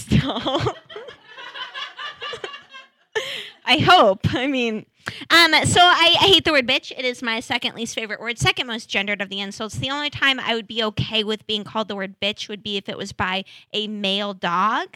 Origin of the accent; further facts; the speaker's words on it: Seattle, Washington, United States; now in Portland, United States; I grew up in Seattle